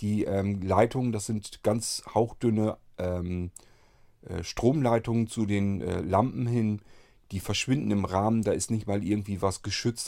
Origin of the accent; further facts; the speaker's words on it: Lower Saxony, Germany; die nächsten Städte von meinem Heimatort hier entfernt sind so ähm, Hannover und andere Richtung vielleicht noch Bremen